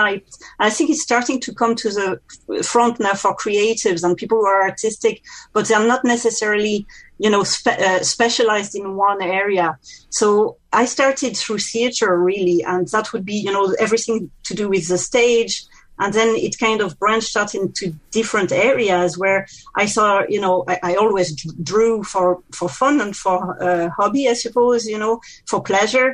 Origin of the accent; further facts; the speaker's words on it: France; accent: French; English is a second language; now in County Meath, Ireland; it's very clear that I'm French from my accent